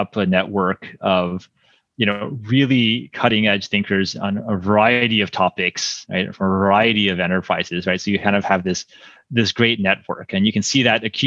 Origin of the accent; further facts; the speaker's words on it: East Coast, United States; moved away as an adult; also born or lived in California; I grew up on the East Coast, and then for college, I was deciding between, you know, some schools on the East Coast and being on the West Coast